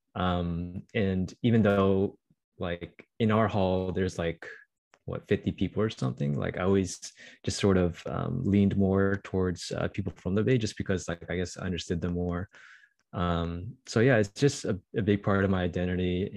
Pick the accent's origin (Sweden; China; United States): United States; Bay Area, California; also born or lived in Irvine, California; I'm just really proud of where I grew up